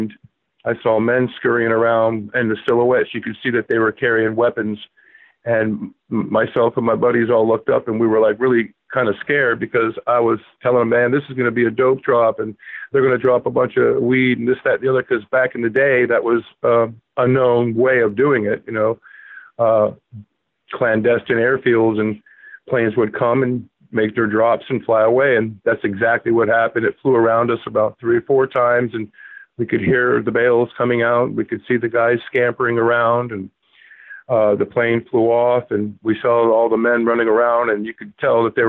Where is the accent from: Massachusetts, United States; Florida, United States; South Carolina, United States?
Florida, United States; Palm Beach County; moved away as an adult; now in New Hampshire, United States; I was born and raised in Palm Beach County